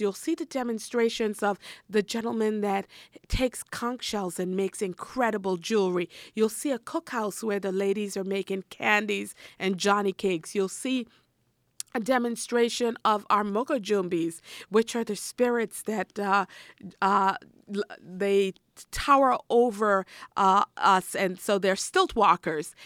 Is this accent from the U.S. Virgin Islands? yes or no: yes; U.S. Virgin Islands; I'm from the Virgin Islands